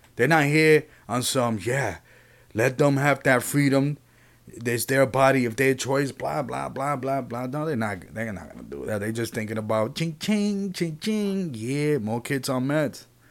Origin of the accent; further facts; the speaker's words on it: Puerto Rico; I'm from Puerto Rico